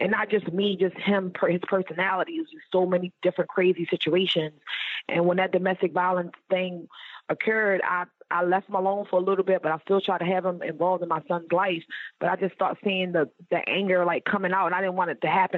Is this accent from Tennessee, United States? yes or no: no; Baltimore, Maryland, United States; I'm originally from Baltimore, Maryland